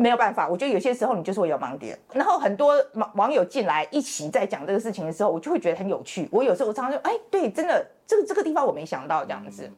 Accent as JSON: {"language": "Chinese", "country": "Taiwan", "moved": "as an adult", "lives_now": "United States", "said": "我是台湾人，我有，我是双重国籍，我是，我有台湾国籍，然后我是二十几岁去了美国念书"}